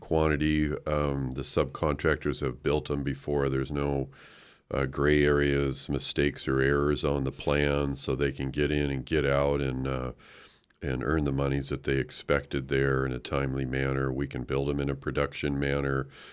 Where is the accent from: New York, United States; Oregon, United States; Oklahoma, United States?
Oregon, United States; moved away; I grew up in Oregon